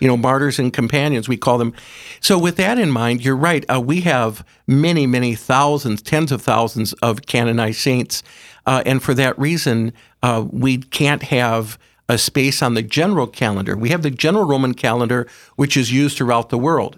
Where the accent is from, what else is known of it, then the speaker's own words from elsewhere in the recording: Aberdeen, South Dakota, United States; I grew up in Aberdeen with my mother and dad